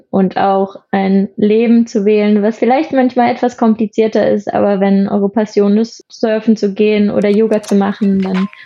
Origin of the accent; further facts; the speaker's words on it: Rellingen, Schleswig-Holstein, Germany; Genau, ich komme ursprünglich aus Hamburg oder vielleicht eher aus einem kleinen Nebenort aus Hamburg, ähm, aus Schleswig-Holstein, das heißt Relling